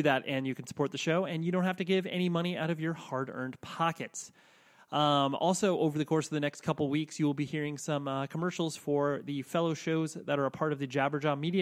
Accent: Southern California, United States; I'm from Southern California.

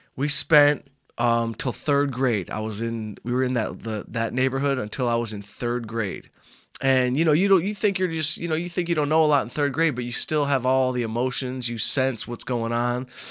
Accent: Southfield, Michigan, United States; I grew up in Southfield, Michigan

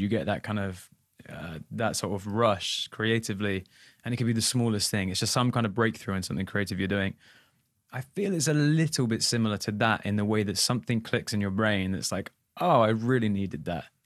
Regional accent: England, United Kingdom; as an English boy

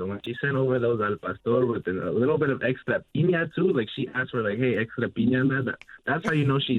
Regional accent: Toronto, Ontario, Canada; I am from Toronto

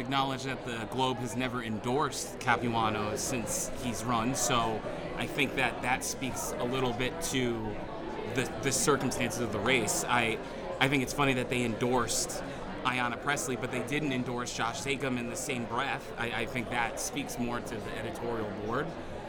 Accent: Massachusetts, United States; I am from Massachusetts.

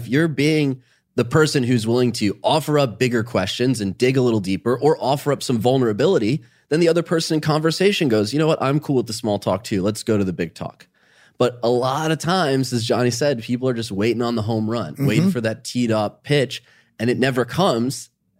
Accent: Ohio, United States; Growing up in Ohio, starting a business, you know, that's boring small talk to most people, but out of that are some commonalities. We're from the Midwest.

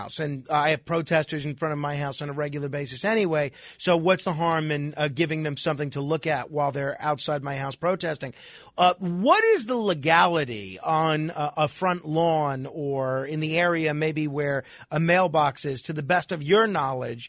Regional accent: New York City, New York, United States; in New York City, in my hometown

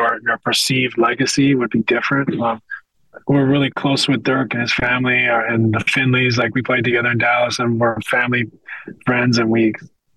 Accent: west coast of Canada, Canada; I'm a kid from the West Coast of Canada.

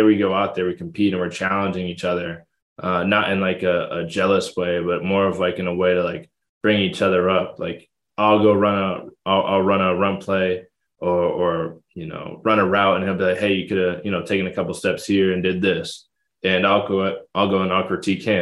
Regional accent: Connecticut, United States; it was close to home. I'm from Connecticut

